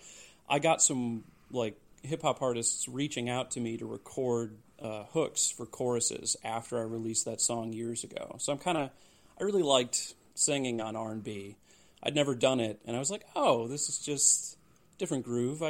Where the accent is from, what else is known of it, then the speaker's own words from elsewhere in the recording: Grand Rapids, Michigan, United States; Grand Rapids, Michigan.